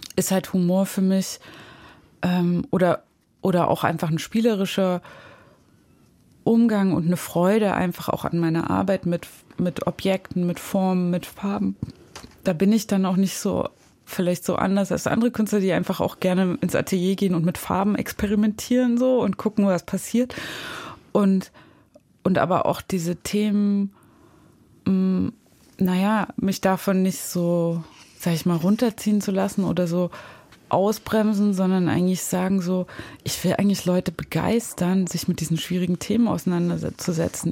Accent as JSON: {"language": "German", "town": "Zwickau", "region": "Saxony", "country": "Germany", "tie": "born or raised there", "moved": "yes", "said": "da, wo ich aufgewachsen bin, in Zwickau und in der Nähe von Zwickau"}